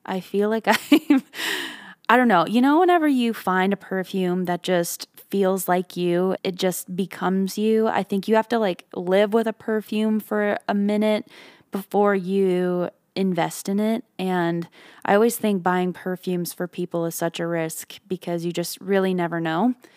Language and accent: English; Canada; now in Nashville, United States; I come from Canada and my lips have just always been chapped growing up